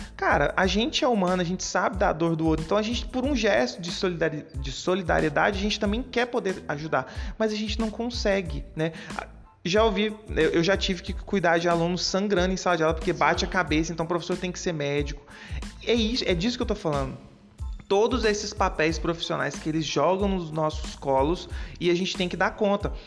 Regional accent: Goiânia, Goiás, Brazil; moved away as an adult; now in Petrópolis, Brazil; eu atualmente eu moro em Petrópolis, estado do Rio, é, mas eu sou de Goiânia, Goiânia, estado de Goiás

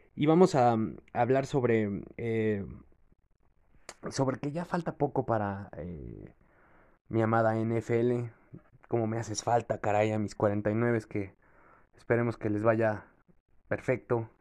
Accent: Mexico; also born or lived in Veracruz; los mexicanos siempre que aspiramos al taekwondo

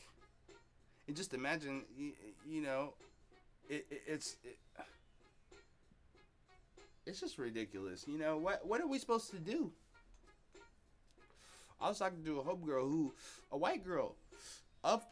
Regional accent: Seattle, Washington, United States; also born or lived in Columbia City, Seattle; I'm from Beacon Hill.

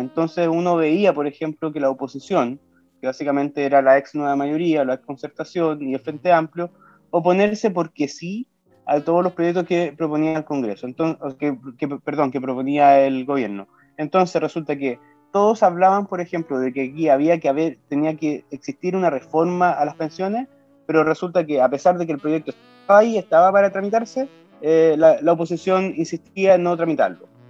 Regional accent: Osorno, Los Lagos, Chile; also born or lived in Santiago; yo nací y me crié en Osorno

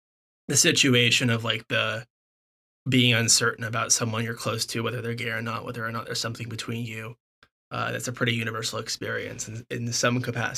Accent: Southern California, United States; also born or lived in Berkeley; I'm back in Southern California, which is where I was born and raised

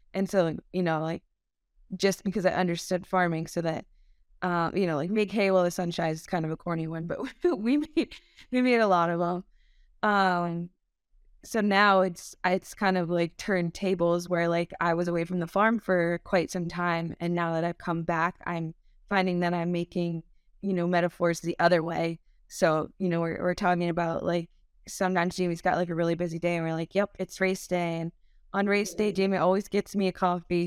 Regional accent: Montgomery, Vermont, United States; I grew up in Montgomery, Vermont on a small Thai stall farm.

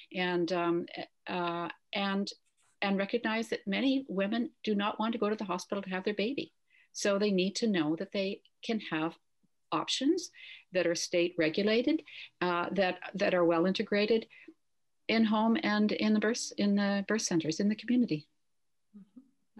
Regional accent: Canada; I'm a Canadian midwife, I've worked up north quite a bit

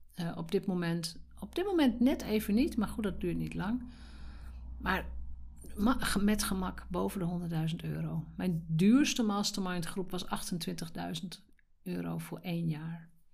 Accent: Drenthe, Netherlands; Als Drents meisje

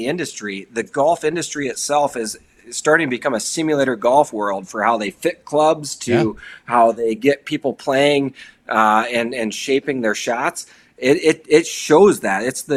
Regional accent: Sioux Falls, South Dakota, United States; now in Fargo, United States; I am from Sioux Falls, South Dakota.

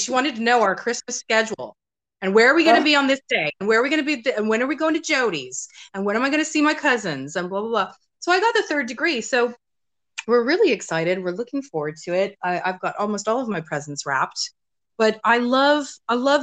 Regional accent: United States; moved away; when I was growing up in the States

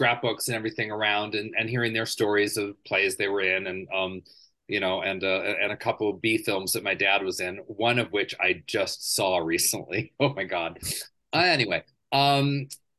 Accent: Burbank, California, United States; also born or lived in La Cañada, California; I grew up in Southern California, La Cañada first, which is outside of LA, and then Burbank, where I graduated from high school out of Burbank and everything. So that's where I really grew up

